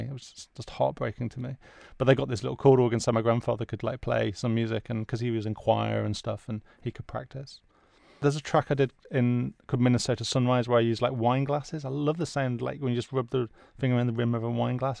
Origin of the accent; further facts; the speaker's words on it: the Midlands, England, United Kingdom; where I grew up in the Midlands